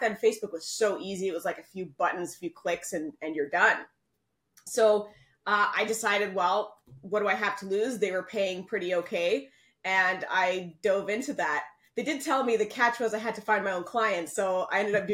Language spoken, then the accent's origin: English; Canada; moved away as an adult; now in Panama; I'm from Canada, but my family, my parents, my husband, everyone's from Panama. And I actually moved down to Panama